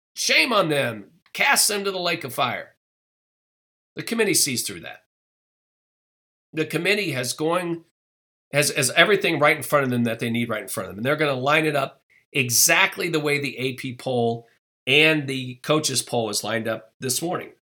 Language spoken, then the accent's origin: English; Midwest, United States; I'm a Midwesterner